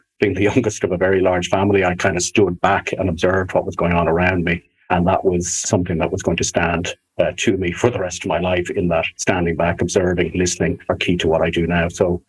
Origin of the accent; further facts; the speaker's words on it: Dublin, Leinster, Ireland; I grew up in Dublin, although a very strong heritage and link which both my parents had with Cork, particularly West Cork